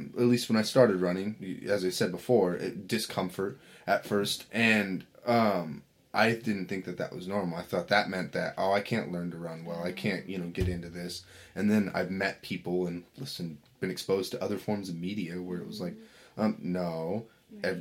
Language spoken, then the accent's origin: English; Sandpoint, Idaho, United States; moved away; I came from Sandpoint, Idaho. At least I spent a few years out there growing up